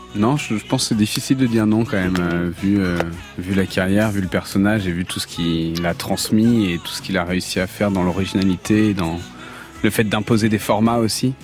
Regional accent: Avignon, Provence-Alpes-Côte d'Azur, France; je viens d'Avignon

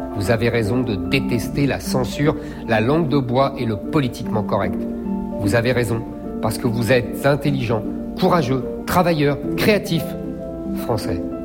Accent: Seine-Saint-Denis, Île-de-France, France; Je suis né en Seine-Saint-Denis dans une famille modeste

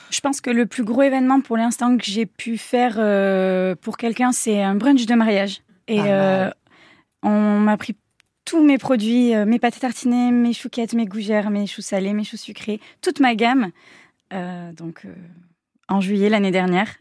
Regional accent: Léon, Nouvelle-Aquitaine, France; on est de Léon

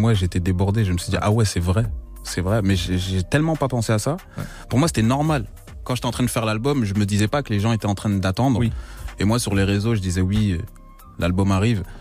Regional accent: Belgium; je viens de la Belgique

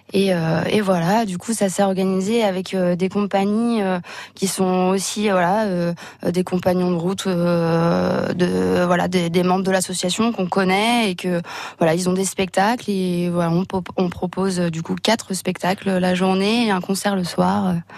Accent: La Gacilly, Brittany, France; now in Sainte-Marie, France; je suis originaire de Lagacilly, mais du coup qui est, qui est vraiment pas loin

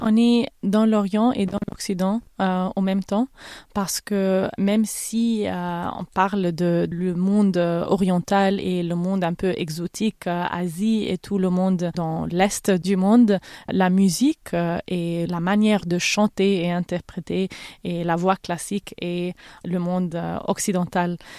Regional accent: Cairo, Cairo Governorate, Egypt; French is a second language; moved away as an adult; also born or lived in Berlin / Milan; now in London, United Kingdom; Je suis née en Égypte, j'ai grandi au Caire, je parle arabe évidemment, mais j'ai fait mes études à Berlin et à Milan et maintenant je vis à Londres

